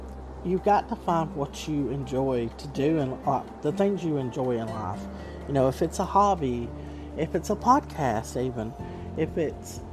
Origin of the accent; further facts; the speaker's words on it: Southern, United States; accent: Southern; my accent because I'm very Southern